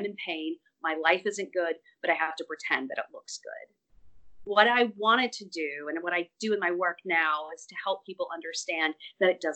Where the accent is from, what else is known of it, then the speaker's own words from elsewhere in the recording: Athens, Georgia, United States; moved away as an adult; also born or lived in Jefferson, Georgia; now in Brooklyn, United States; I'm originally from Georgia, grew up in Athens, Georgia